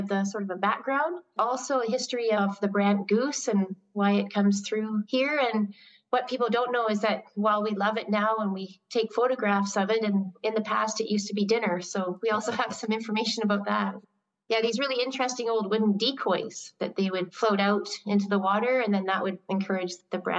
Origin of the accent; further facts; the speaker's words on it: Qualicum Beach, British Columbia, Canada; moved away as an adult; also born or lived in Montreal / Borneo; I went straight from being born and raised in Qualicum Beach to studying in Montreal